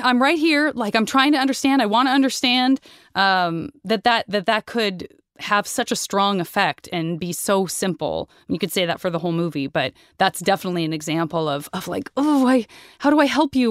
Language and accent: English; United States; I'm American